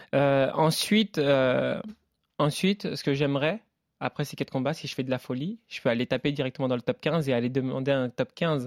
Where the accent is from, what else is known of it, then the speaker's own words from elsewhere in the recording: Le Havre, Normandy, France; moved away as an adult; je viens du Havre